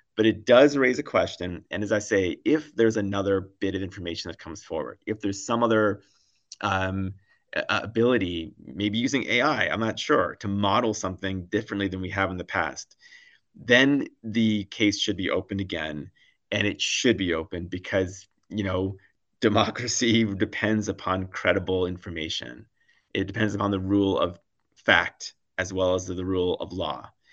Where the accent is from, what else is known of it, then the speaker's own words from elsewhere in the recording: United States; as an American myself